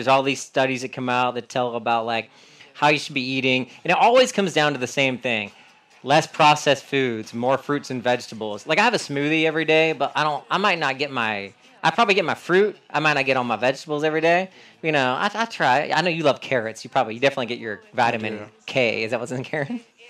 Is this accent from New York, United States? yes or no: no; North Carolina, United States; I'm from North Carolina